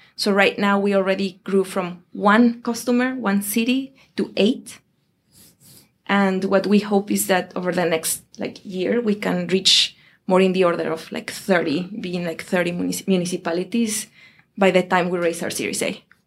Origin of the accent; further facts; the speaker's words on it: Mexico City, Mexico; moved away as an adult; also born or lived in Europe / Asia; now in Boston, United States; I am from Mexico